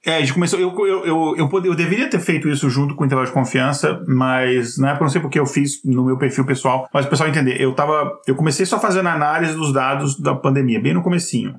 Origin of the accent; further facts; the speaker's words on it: Brasília, Federal District, Brazil; moved away; also born or lived in Minas Gerais; eu não nasci em Brasília, eu sou mineiro, mas eu fui para Brasília com 5, 6 anos de idade e me considero de Brasília